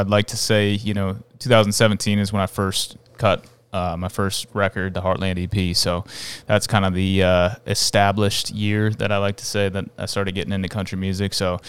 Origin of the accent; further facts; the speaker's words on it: Champlin, Minnesota, United States; Yeah, I grew up in Champlin.